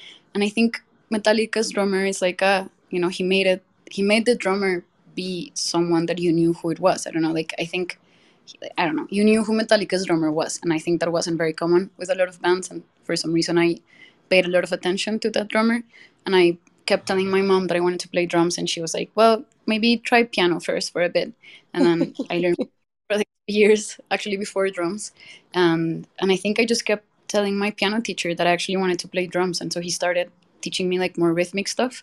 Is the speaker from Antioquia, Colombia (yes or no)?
no; Bogotá, Colombia; now in Mexico City, Mexico; I'm from Colombia, born and raised.